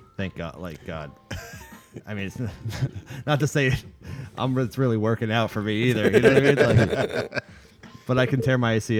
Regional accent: Connecticut, United States; also born or lived in Florida / Massachusetts; now in Nashville, United States; I'm from Connecticut too.

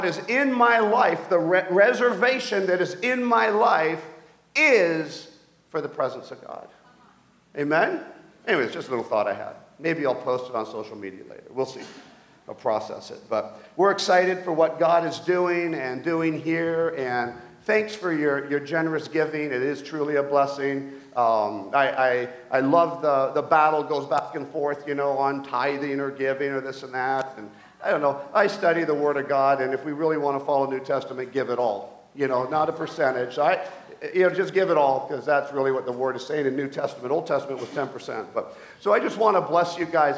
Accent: Mission, British Columbia, Canada; I grew up in Mission, BC, as we moved back to Canada

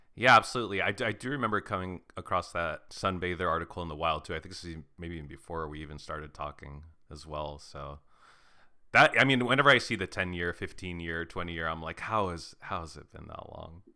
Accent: Arizona, United States; I grew up in Arizona, like going to some hardcore shows of a certain era

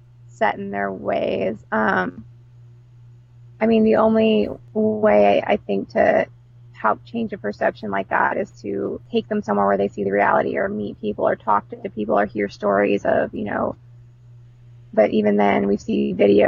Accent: Houston, Texas, United States; I grew up mostly in Houston, Texas, which is super diverse

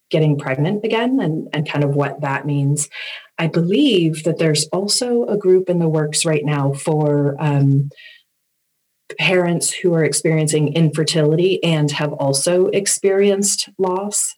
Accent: Agawam, Massachusetts, United States; also born or lived in West Springfield, Massachusetts; I grew up in Agawam, Massachusetts, and I'm very close to there now in West Springfield

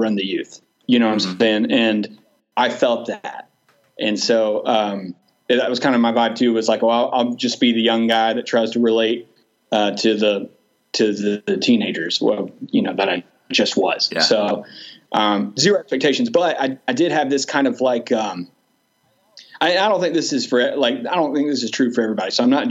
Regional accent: Douglasville, Georgia, United States; now in Villa Rica, United States; I grew up in Douglasville, which is right next to Villarrica.

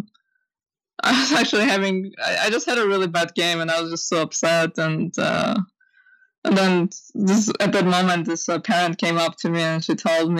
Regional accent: Armenia; moved away; I grew up in Armenia

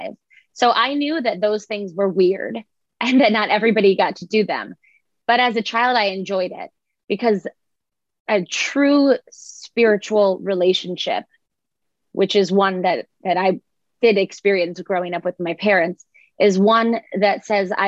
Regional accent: Boca Raton, Florida, United States; I grew up in Boca Raton, Florida

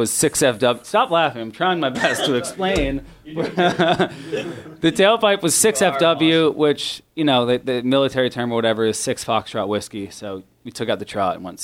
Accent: Simsbury, Connecticut, United States; Brad and I grew up in Connecticut together

